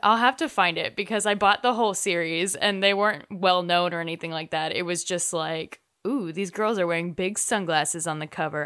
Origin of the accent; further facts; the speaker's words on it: North Texas, United States; growing up in North Texas